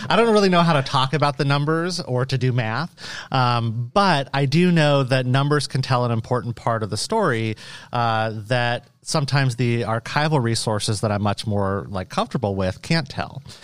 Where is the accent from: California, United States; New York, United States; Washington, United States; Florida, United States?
Washington, United States; Western Washington State, United States; moved away as an adult; also born or lived in Indiana; now in Iowa, United States; I'm a Boricua from Washington State, from Western Washington State